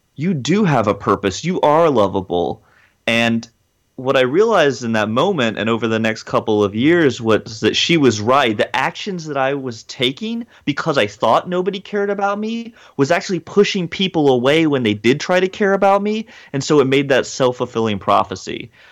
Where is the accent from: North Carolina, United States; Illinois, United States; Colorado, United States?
North Carolina, United States; Hickory; also born or lived in Atlanta, Georgia; I was born in Atlanta, Georgia, but I spent most of my childhood in a small town in rural North Carolina called Hickory